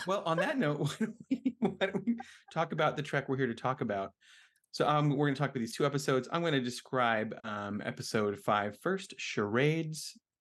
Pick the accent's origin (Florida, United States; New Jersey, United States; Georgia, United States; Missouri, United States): New Jersey, United States; now in Philadelphia, United States; I am from New Jersey